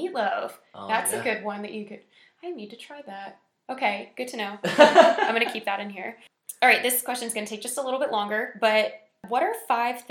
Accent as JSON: {"language": "English", "town": "Tampa", "region": "Florida", "country": "United States", "moved": "yes", "said": "I'm from Tampa"}